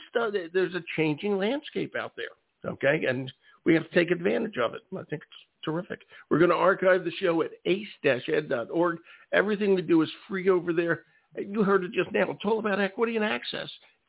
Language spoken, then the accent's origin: English; Philadelphia, Pennsylvania, United States; moved away; I'm from Philadelphia originally